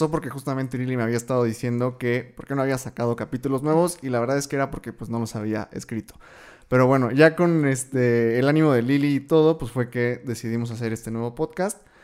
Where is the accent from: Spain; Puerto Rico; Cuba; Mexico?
Mexico; Puebla; nosotros somos de Puebla